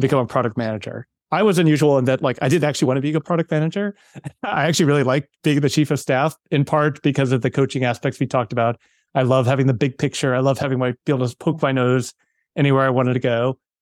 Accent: Wheaton, Illinois, United States; I grew up, uh, in a suburb outside of Chicago, Wheaton, Illinois

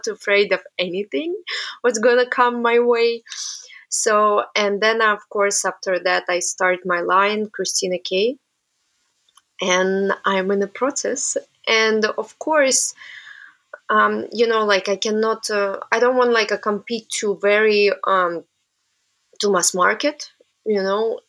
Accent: Samara, Samara Oblast, Russia; English is a second language; moved away as an adult; also born or lived in Antwerp, Belgium; now in New York, United States; I'm originally from Russia and my hometown called Samara. And I was born there. I was studying there

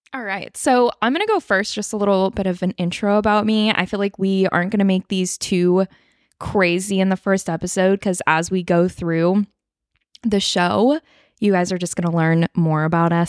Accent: Northern California, United States; I am living in my hometown, back in my hometown, Northern California

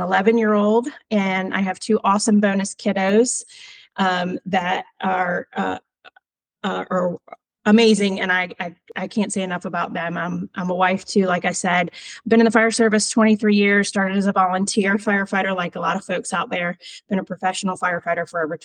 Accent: Virginia, United States; I'm from Virginia

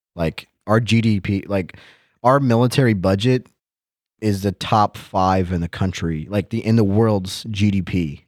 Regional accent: United States; moved away as an adult; now in Germany; as an American

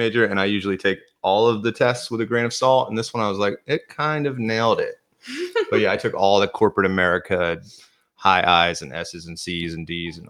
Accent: Williamsport, Pennsylvania, United States; moved away as an adult; now in North Carolina, United States; I grew up in Williamsport, Northeastern Central

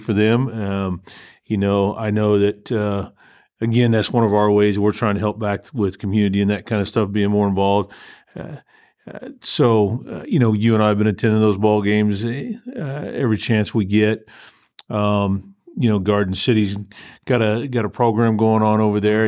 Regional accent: Texas, United States; moved away; when I was growing up in Texas

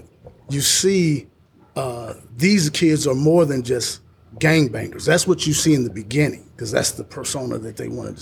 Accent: Indianapolis, Indiana, United States; now in Columbus, United States; I'm originally from Indianapolis

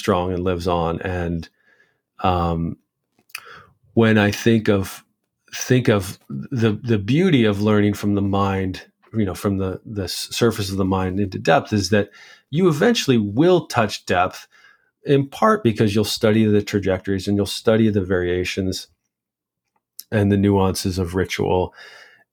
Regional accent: United States; growing up in the United States

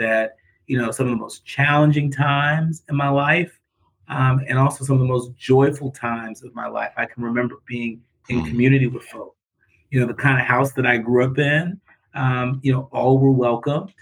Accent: California, United States; now in Detroit, United States; They met in college in Texas and had me many years later in California

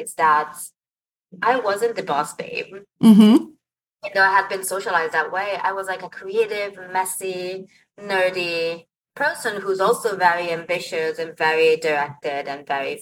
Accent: Milan, Lombardy, Italy; moved away as an adult; now in United States; I moved to the States from Italy when I was 23. I knew that I came from this family. I knew that I was born in Milan

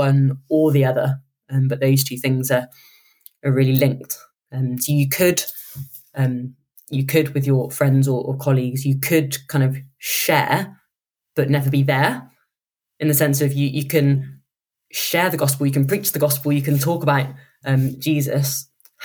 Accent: United Kingdom; we're quite British

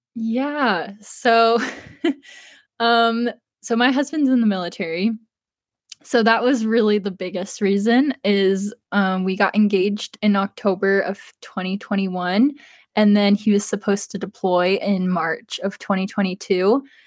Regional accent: East Coast, United States; I'm not from the West Coast, I'm from the East Coast

